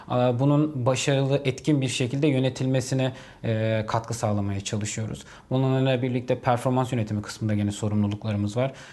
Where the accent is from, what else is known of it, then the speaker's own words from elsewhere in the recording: Hatay, Turkey; ben e, memleketimden ötürü Hataylıyım